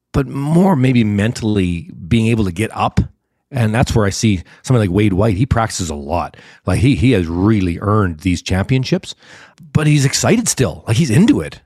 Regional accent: Canada; I'm a Canadian

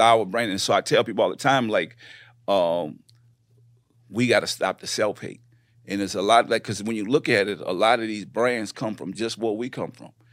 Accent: New Orleans, Louisiana, United States; moved away as an adult; also born or lived in Houston / Richmond, California; I come from New Orleans, uh, born and raised

